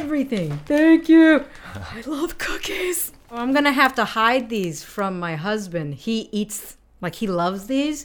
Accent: United States; now in Japan; I'm American

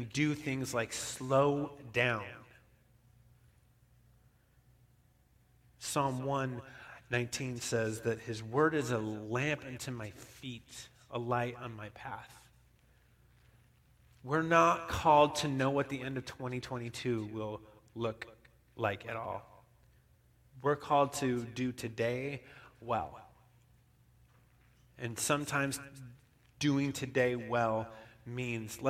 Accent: Bishop, California, United States; also born or lived in Reno; Bishop, where I grew up

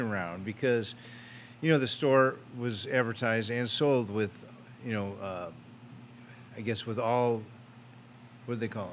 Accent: Michigan, United States; moved away as an adult; also born or lived in California; now in Tennessee, United States; Born and raised in Michigan

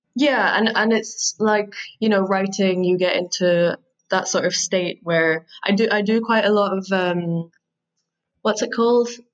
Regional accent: Scotland, United Kingdom; I'm from Scotland. I'm very proud to be from Scotland, as I think many Scottish people are

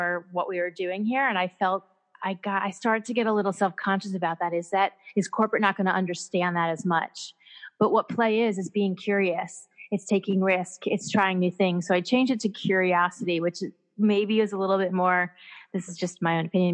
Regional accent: Connecticut, United States; also born or lived in Atlanta / San Francisco; now in Sydney, Australia; I'm originally from Connecticut

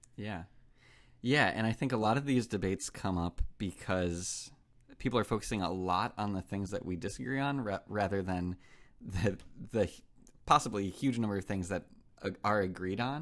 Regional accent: United States; as an American

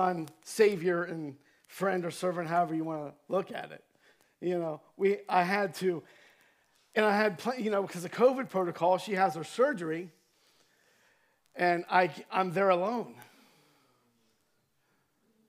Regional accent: Cambridge, Ohio, United States; moved away; my hometown in Cambridge, Ohio

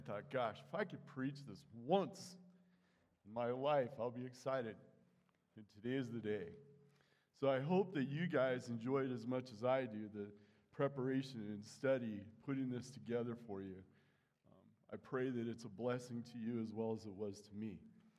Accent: United States; We're Americans

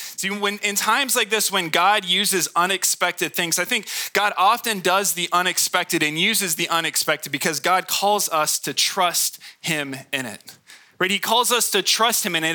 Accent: Hemet, California, United States; I was born in Hemet.

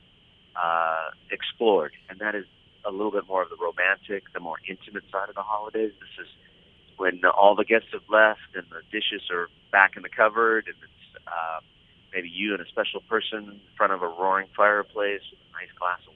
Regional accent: Los Angeles, California, United States; I grew up in Los Angeles, so I'm not a cold weather person.

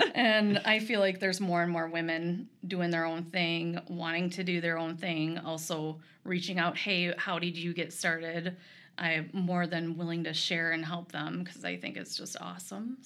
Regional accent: Rochester, Minnesota, United States; also born or lived in Eyota, Minnesota; I was born and raised here.

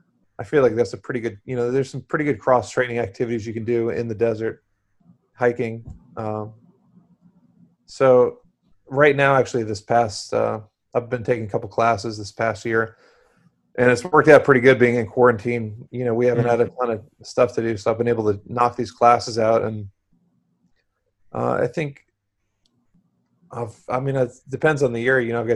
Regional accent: Florida, United States; moved away as an adult; now in Arizona, United States; I grew up in Florida. I live in Arizona

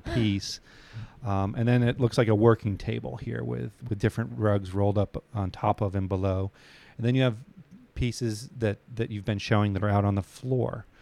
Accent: New England, United States; I grew up in New England

